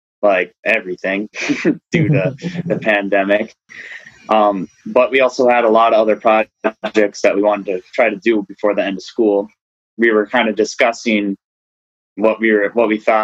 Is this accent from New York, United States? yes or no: no; Babbitt, Minnesota, United States; I'm from Babbitt, Minnesota, northern Minnesota